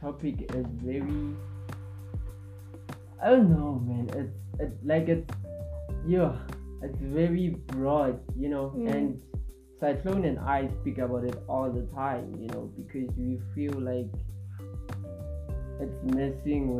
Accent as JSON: {"language": "English", "country": "South Africa", "said": "we need as South African youth"}